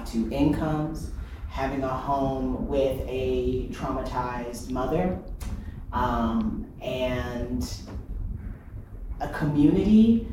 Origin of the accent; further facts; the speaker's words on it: Fort Wayne, Indiana, United States; I grew up in Fort Wayne, Indiana